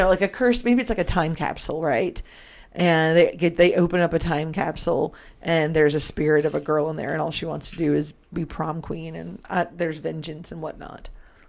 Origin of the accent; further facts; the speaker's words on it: Canada; I'm so Canadian.